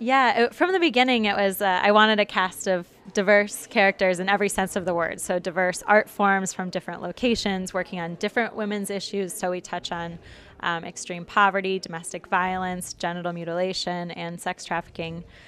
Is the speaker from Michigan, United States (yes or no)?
yes; Detroit, Michigan, United States; I'm from Michigan, from the Detroit area